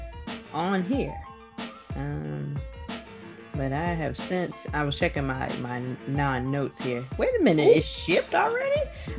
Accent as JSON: {"language": "English", "region": "the South", "country": "United States", "said": "we are from the South"}